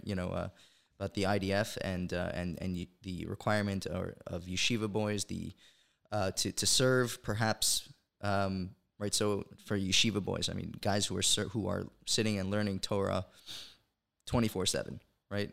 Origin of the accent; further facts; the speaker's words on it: Monsey, New York, United States; moved away as an adult; also born or lived in Brooklyn, New York; now in Israel; I was originally born in Brooklyn, New York. Uh, my family and I moved to Muncie, New York, uh, when I was about twelve